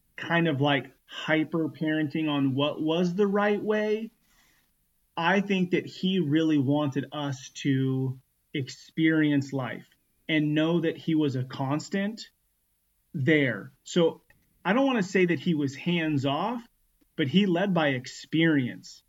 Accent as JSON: {"language": "English", "region": "Northern California", "country": "United States", "tie": "born or raised there", "also_born_or_lived": "Los Angeles, California", "said": "born in Los Angeles, um, and then at the age of five, moved to a small one street light uh, town in Northern California"}